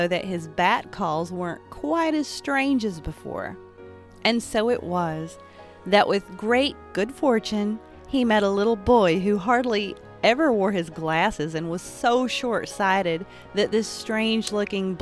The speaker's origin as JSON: {"language": "English", "region": "Appalachia", "country": "United States", "also_born_or_lived": "western North Carolina", "said": "I'm an Appalachian artist, a spiritualist, and a storyteller."}